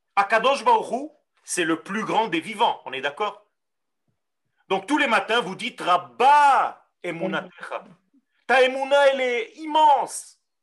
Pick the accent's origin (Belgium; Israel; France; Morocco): Israel; first language Hebrew; French is a second language; Moi, je parle hébreu, je suis né en Israël